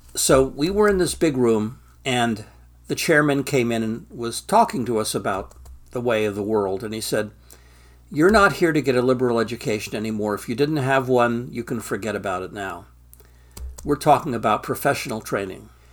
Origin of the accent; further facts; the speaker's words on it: Stockton, California, United States; moved away as an adult; I'm from Stockton, California, the asparagus capital of the free world